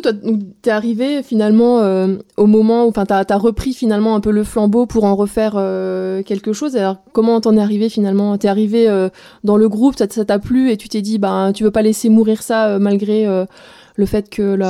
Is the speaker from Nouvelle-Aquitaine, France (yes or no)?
no; Alsace, Grand Est, France; now in Roubaix, France; je suis alsacienne, exilée dans le Nord sur Roubaix